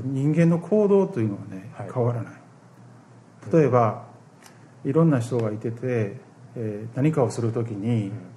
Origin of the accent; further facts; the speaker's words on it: Osaka, Japan; 私大阪です